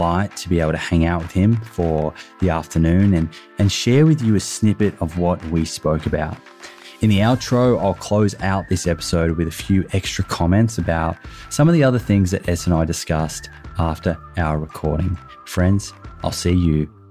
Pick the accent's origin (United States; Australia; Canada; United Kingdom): Australia; Melbourne, Victoria; accent: Australian; now in Sydney, Australia; as you may have already picked up from my accent, I am Australian. I currently live in Sydney, but I was born in Melbourne.